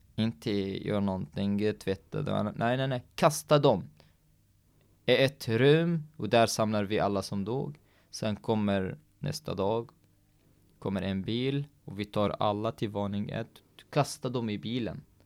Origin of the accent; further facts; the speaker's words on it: Syria; Swedish is a second language; moved away as an adult; also born or lived in Baniyas, Syria; now in Norway; vi var inte hungriga i Syrien